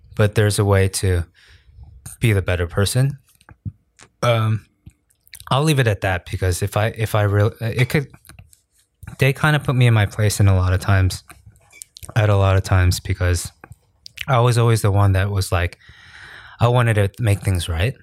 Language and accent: English; New York, United States; moved away as an adult; now in South Korea; I grew up in New York